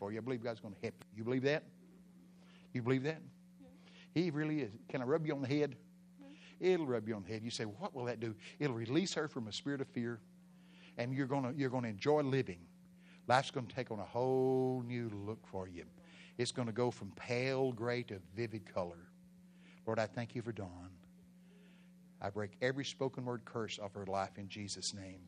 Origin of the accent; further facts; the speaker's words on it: Texas, United States; I'm from Texas